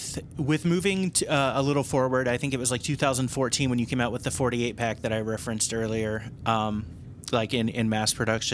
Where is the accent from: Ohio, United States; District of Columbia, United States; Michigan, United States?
Ohio, United States; Cincinnati; moved away as an adult; also born or lived in Chicago, Illinois; now in Glenview, United States; I grew up in the Cincinnati area